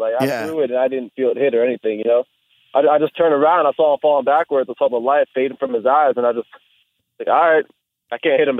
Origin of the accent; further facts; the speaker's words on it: Florida, United States; also born or lived in New Jersey; Everybody thinks I'm from Jersey. I'm from Jersey. I only lived there till I was 10, and then I moved to Florida.